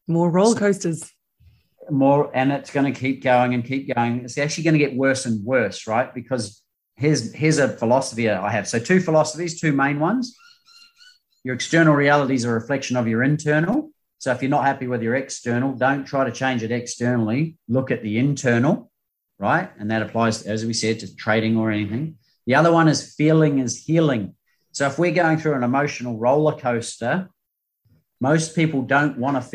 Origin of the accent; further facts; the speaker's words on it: New Zealand; now in Australia; I came to Australia from New Zealand to play beach volleyball to go to the Olympics.